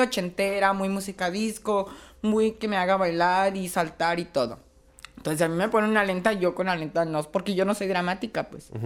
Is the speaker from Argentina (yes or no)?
no; Chiapas, Mexico; now in Tijuana, Mexico; Yo soy de Chiapas, pero ya tengo aquí 12 años viviendo.